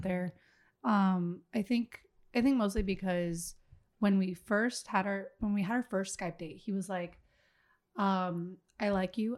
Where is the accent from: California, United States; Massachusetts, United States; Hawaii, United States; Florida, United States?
Florida, United States; Miami; moved away as an adult; now in Minnesota, United States; I'm originally from Miami, Florida